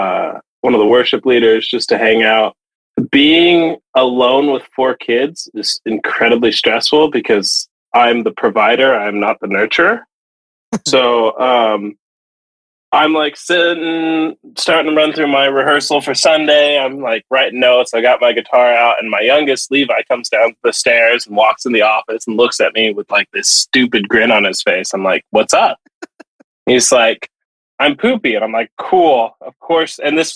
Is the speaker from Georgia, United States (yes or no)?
no; Texas, United States; also born or lived in Japan; now in Pacific Northwest, United States; So they do not exist in the Pacific Northwest at all. But I had them growing up in Texas.